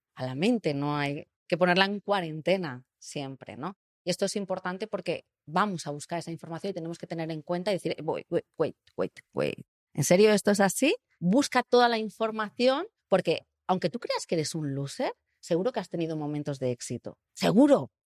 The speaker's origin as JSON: {"language": "Spanish", "country": "Spain", "tie": "born or raised there", "said": "yo nací en Europa, en el sur de Europa"}